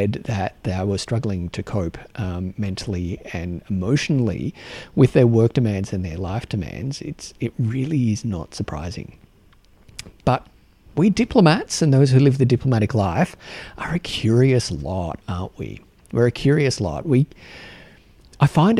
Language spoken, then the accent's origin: English; Australia; accent: Australian; my Australian accent